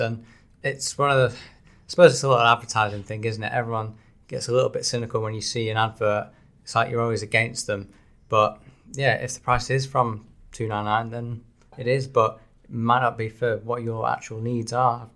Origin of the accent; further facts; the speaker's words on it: Salford, North West England, United Kingdom; I am from Salford